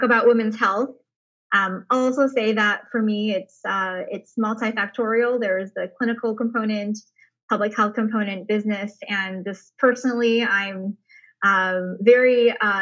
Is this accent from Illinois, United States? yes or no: no; Michigan, United States; also born or lived in China; my family is originally from China, and we moved to Michigan when I was a toddler. So grew up there